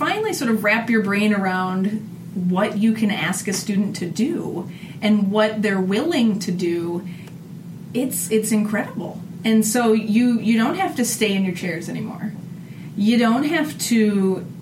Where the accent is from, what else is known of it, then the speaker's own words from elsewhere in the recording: Northeast Iowa, United States; this is my hometown